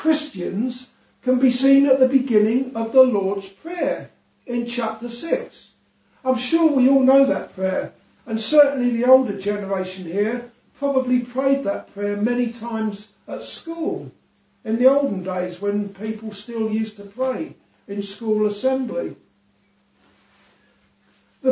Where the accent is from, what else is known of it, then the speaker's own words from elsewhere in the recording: England, United Kingdom; now in Isle of Man; I'm English